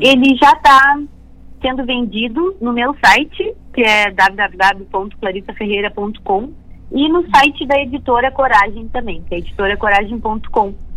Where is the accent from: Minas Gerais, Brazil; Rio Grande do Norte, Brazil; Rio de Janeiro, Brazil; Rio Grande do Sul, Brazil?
Rio Grande do Sul, Brazil; Bagé; eu comecei a tocar violino na minha cidade, eu sou natural de Bagé